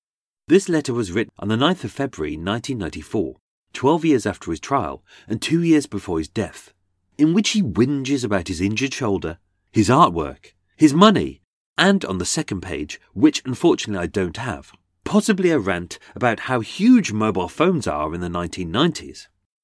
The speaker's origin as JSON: {"language": "English", "town": "Birmingham", "region": "West Midlands", "country": "United Kingdom", "accent": "Brummie", "said": "I shall perform this in my birth accent. As being a Brummie, I used to sound like Benny from Crossroads."}